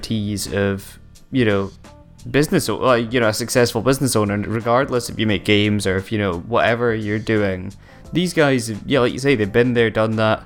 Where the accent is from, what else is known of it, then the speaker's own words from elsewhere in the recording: Aberdeen, Scotland, United Kingdom; my hometown